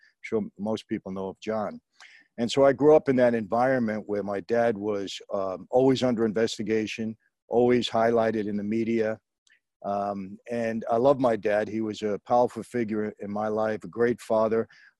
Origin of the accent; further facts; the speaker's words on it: New York City, New York, United States; I grew up in Brooklyn, New York, back in the 1950s I was born